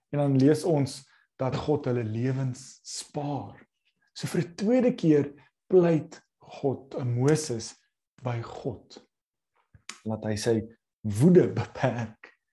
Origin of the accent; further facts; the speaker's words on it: South Africa; ons as Suid-Afrikaners